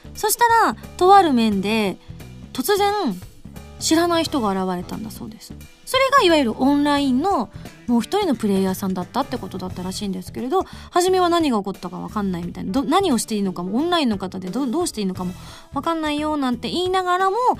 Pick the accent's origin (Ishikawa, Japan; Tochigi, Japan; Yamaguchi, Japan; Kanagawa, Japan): Yamaguchi, Japan; moved away; 地元に戻って歌を歌うっていう機会があった